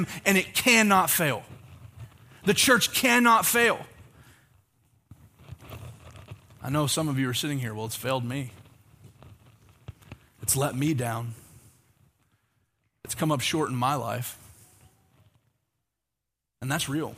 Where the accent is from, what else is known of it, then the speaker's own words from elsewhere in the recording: Oklahoma, United States; moved away; growing up in Oklahoma